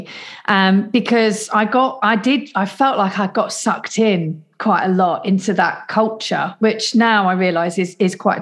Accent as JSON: {"language": "English", "town": "Leicester", "region": "East Midlands", "country": "United Kingdom", "tie": "born or raised there", "also_born_or_lived": "London", "moved": "as an adult", "lives_now": "South Coast, United Kingdom", "said": "I was born in Leicester, and then at 19 I moved to London to study and work"}